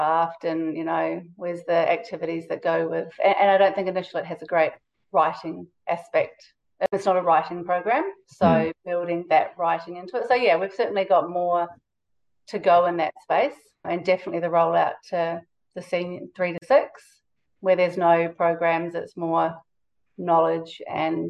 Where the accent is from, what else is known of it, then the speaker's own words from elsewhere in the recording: New Zealand; now in Australia; I'm from New Zealand